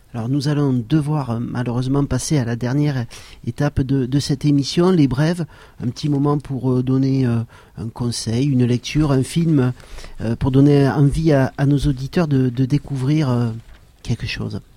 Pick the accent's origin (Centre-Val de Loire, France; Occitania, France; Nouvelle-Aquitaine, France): Occitania, France; Saint-Girons area; la montagne autour de Saint-Giron et, ça c'était aussi très bien puisque c'est un peu ma région d'origine